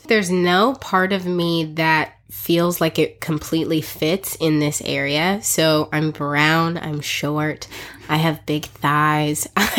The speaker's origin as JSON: {"language": "English", "country": "South Africa", "tie": "born or raised there", "said": "So I was actually born and raised in South Africa. I am African by birth, and I spent half of my life raised in South Africa. Our parents were missionaries there for 23 years."}